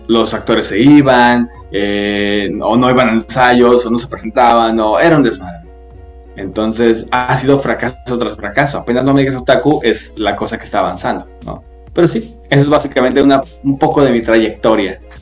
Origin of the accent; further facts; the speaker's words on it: Guadalajara, Jalisco, Mexico; soy de Guadalajara, Jalisco, este, México obviamente